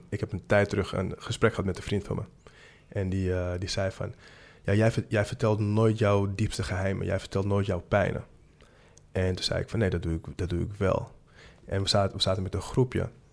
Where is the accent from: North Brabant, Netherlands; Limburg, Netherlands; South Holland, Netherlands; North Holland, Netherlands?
North Holland, Netherlands; Amsterdam; ik kom uit Amsterdam-Zuid